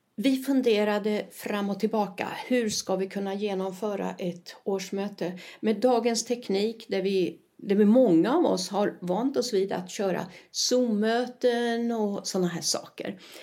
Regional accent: Sweden; now in Spain; jag är svenska

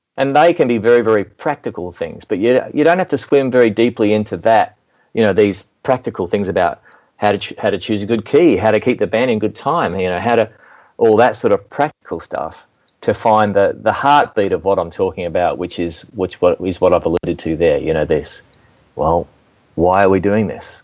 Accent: Melbourne, Victoria, Australia; accent: southern hemisphere; moved away as an adult; also born or lived in Nashville, Tennessee; now in United States; I'm speaking with a southern accent, I guess, a southern hemisphere accent because I was born in Melbourne, Australia. But I relocated to Nashville, Tennessee in 2002

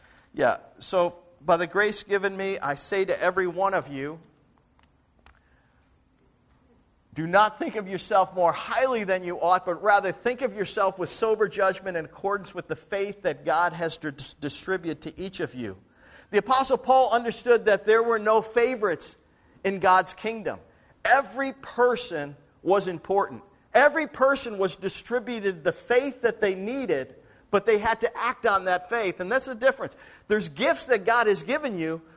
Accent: Buffalo, New York, United States; moved away; I grew up in Buffalo, so I'm a big Buffalo Bills fan

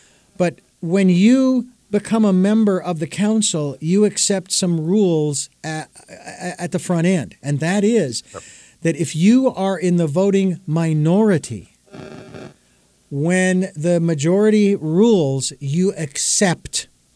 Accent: Phoenix, Arizona, United States; now in Santa Barbara, United States; I've lived in Phoenix. It's not what it used to be anymore, so it's not really my hometown

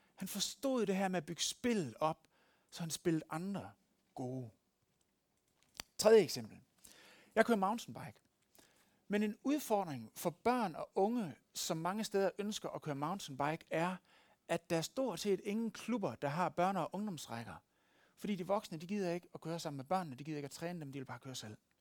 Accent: West Jutland, Central Denmark Region, Denmark; moved away; Der, hvor jeg kommer fra, i Vestjylland

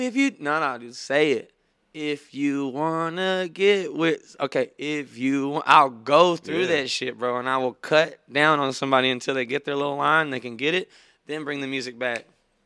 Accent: Beaumont, Texas, United States; Beaumont, Port Arthur area, where I'm my hometown

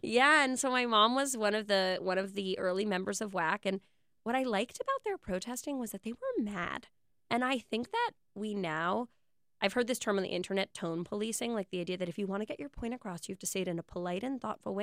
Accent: New York City, New York, United States; I was born in Soho in nineteen eighty-six.

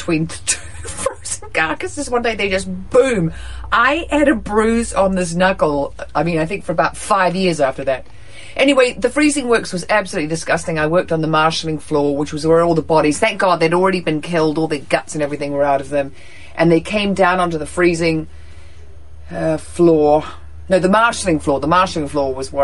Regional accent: New Zealand; now in United States; I'm from New Zealand.

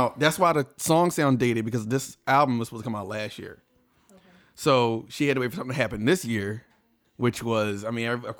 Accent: Philadelphia, Pennsylvania, United States; You can tell we're from Philly. We saying joint a lot.

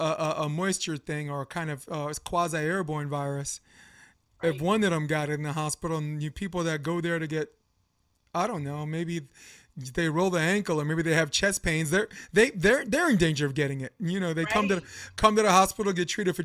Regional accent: New York, United States; I'm from New York

